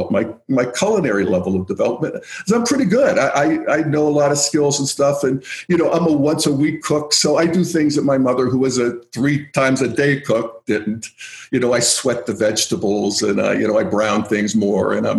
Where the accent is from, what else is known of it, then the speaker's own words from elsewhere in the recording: New Castle, Pennsylvania, United States; now in Boulder, United States; the town I grew up in, Newcastle, Pennsylvania